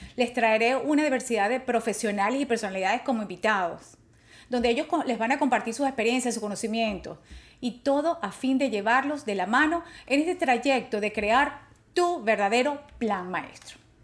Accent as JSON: {"language": "Spanish", "country": "Venezuela", "also_born_or_lived": "New Orleans, Louisiana", "moved": "yes", "said": "me gradué de abogado en Caracas, Venezuela"}